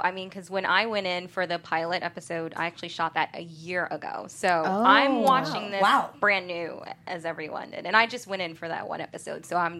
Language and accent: English; New York City, New York, United States; now in Los Angeles, United States; I'm originally from Brooklyn, New York